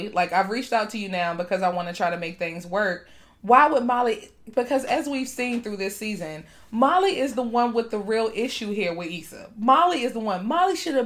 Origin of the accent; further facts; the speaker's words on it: East Coast, United States; I'm from the East Coast